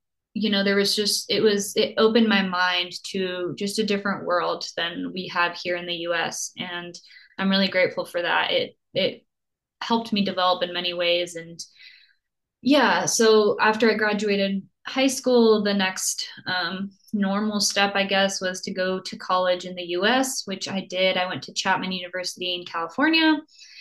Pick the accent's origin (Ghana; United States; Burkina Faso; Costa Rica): Costa Rica; also born or lived in Germany; I was born in Germany, but then grew up in Costa Rica, not because I have a military family or anything, but just because my mom loved to travel and was very spontaneous like that. And so I grew up in Costa Rica and by the beach